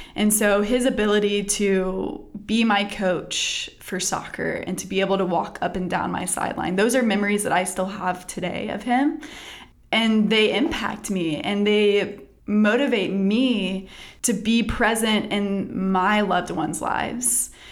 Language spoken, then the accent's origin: English; Texas, United States; now in North Carolina, United States; I grew up in Texas